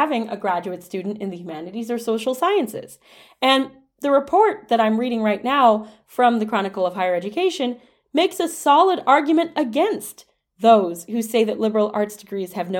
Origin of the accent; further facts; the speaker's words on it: Dearborn, Michigan, United States; as somebody who grew up very close to Toledo, Ohio, I grew up in Dearborn, Michigan